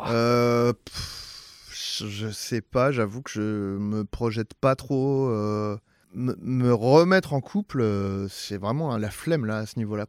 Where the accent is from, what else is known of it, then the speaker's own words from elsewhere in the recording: Saint-Germain-en-Laye, Île-de-France, France; c'est Saint-Germain-en-Laye, c'est très bourgeois